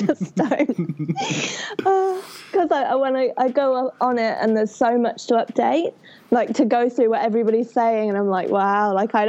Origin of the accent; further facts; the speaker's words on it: England, United Kingdom; now in New Zealand; I'm originally from England, but I'm currently in New Zealand.